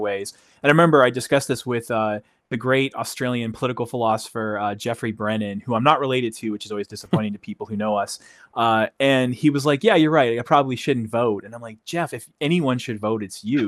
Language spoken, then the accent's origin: English; New England, United States; moved away; I'm from the New England area of uh, of United States. I don't live there now, but that's where I'm from. I still think of myself as a New Englander